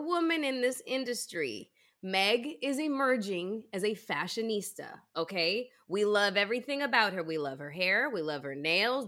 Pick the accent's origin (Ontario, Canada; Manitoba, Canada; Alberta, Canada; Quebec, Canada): Ontario, Canada; Toronto; moved away; I was born and raised in Toronto and went to school there